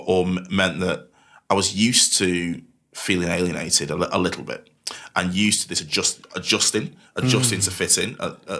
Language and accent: English; Manchester, North West England, United Kingdom; accent: Mancunian; I don't try to hide my Mancunian accent anymore. It just diluted.